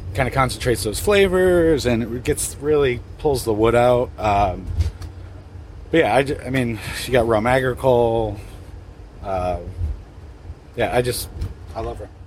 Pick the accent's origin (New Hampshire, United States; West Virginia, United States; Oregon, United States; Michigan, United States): Oregon, United States; Portland; I'm from Portland, Oregon